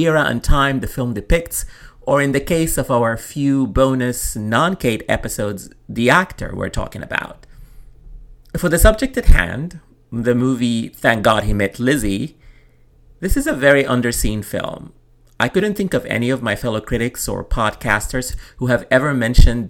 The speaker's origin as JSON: {"language": "English", "region": "Khartoum", "country": "Sudan", "tie": "born or raised there", "said": "my childhood growing up in Khartoum"}